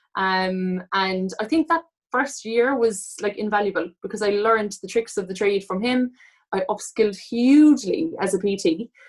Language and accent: English; Cork, Munster, Ireland; I'm from Cork